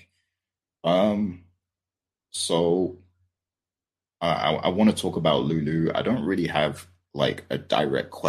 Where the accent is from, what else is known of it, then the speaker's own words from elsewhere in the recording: United Kingdom; I'm British